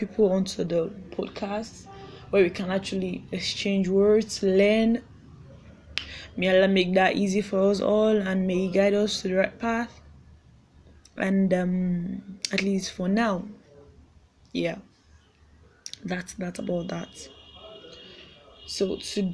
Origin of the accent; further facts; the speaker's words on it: Ekiti, Nigeria; I'm from Nigeria. Ekiti, also Ekiti to be precise